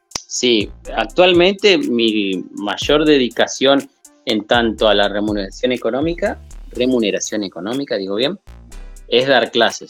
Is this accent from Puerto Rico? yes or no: no; Berazategui, Buenos Aires Province, Argentina; Yo empiezo a estudiar a los nueve años en una academia de dibujo que estaba muy cerca de donde yo nací. Esto es en el sur de Buenos Aires, en Verazategui. Sería Buenos Aires provincia, ¿no? No, no la capital